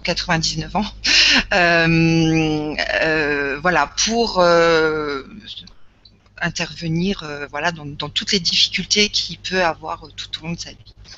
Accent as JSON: {"language": "French", "area": "Lorraine", "region": "Grand Est", "country": "France", "said": "je suis issue de Lorraine"}